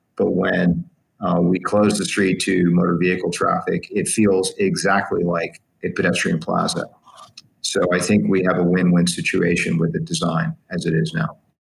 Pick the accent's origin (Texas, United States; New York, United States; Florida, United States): Florida, United States; West Palm Beach; in my city, in my hometown of West Palm